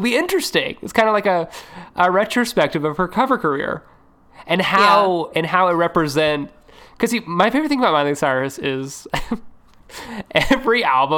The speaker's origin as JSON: {"language": "English", "town": "Nashville", "region": "Tennessee", "country": "United States", "said": "You know what? I'm from Nashville. This is always the music I've always wanted to do."}